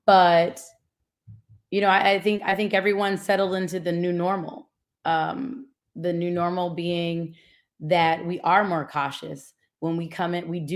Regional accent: Atlanta, Georgia, United States; also born or lived in Louisiana / Washington, D.C.; I'm from Atlanta, Georgia

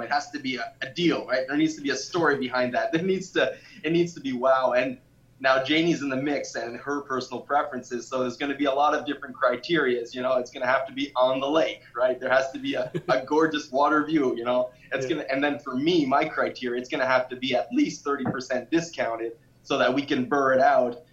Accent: Canada; especially as a Canadian

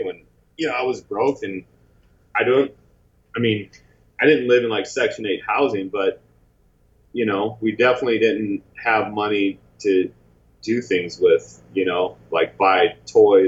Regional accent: St. Louis, Missouri, United States; moved away as an adult; also born or lived in Chicago, Illinois; now in Los Angeles, United States; I'm originally from St. Louis, and then I moved to Chicago when I was like in high school

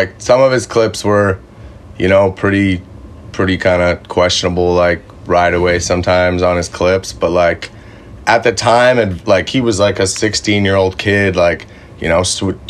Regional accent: Calgary, Alberta, Canada; moved away; I grew up in Calgary, Alberta.

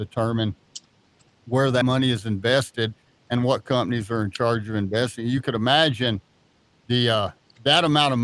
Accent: Roswell, New Mexico, United States; also born or lived in Hobbs, New Mexico; I was born down in Hobbs, and we moved to Roswell in 1972. I'm 58 years old, so I was in the third grade. We moved to Roswell. I was raised there.

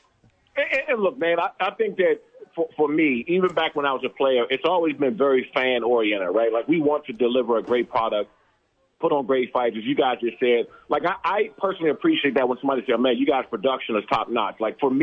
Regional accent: United States; also born or lived in Maryland; Growing up on the East Coast, right? I grew up in Washington, D.C. and Maryland.

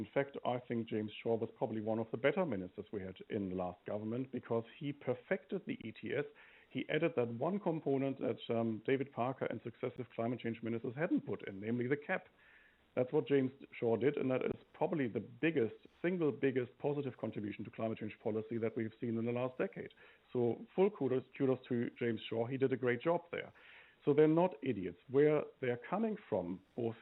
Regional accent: Germany; now in New Zealand; I come from Germany

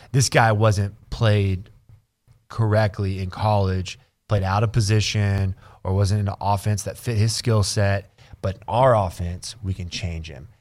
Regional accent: Burnet, Texas, United States; I grew up in Burnett, which is the backyard of Austin

